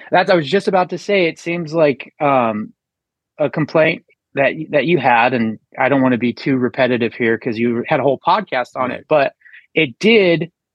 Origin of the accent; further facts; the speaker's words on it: Colorado, United States; I grew up in, in Colorado with a hunting family